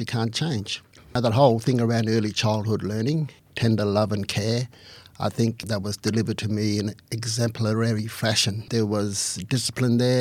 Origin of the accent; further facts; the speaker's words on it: Alice Springs, Northern Territory, Australia; also born or lived in Aldgate, South Australia; I was born in 1957, then 1958 we came back to Alice Springs